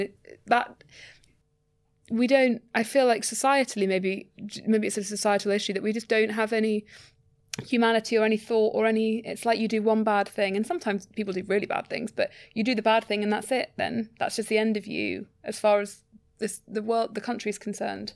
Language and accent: English; London, United Kingdom; as a Londoner